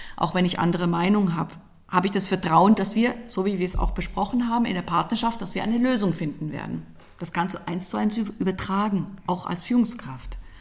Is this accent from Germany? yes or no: no; Switzerland; ich komme aus der Schweiz.